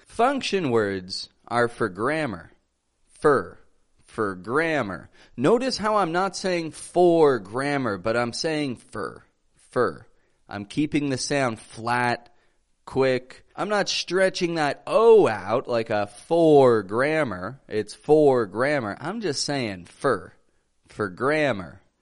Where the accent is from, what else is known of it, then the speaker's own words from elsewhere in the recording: Canada; now in Mexico; I come from Canada. I live in the great country of Mexico